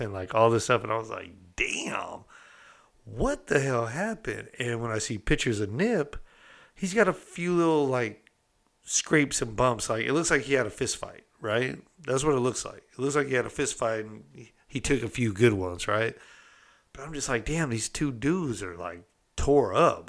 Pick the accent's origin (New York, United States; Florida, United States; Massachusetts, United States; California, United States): California, United States; I'm from California